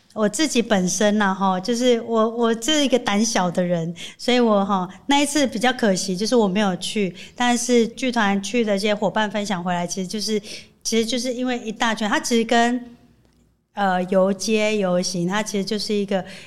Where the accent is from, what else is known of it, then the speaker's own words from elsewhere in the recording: Chiayi, Chiayi City, Taiwan; 对我们嘉义人来说